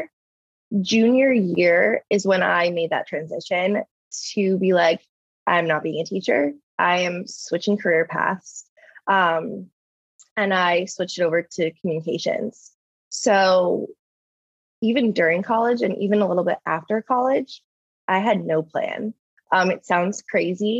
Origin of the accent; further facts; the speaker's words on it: New Jersey, United States; moved away as an adult; now in California, United States; I did a winter internship near my hometown in New Jersey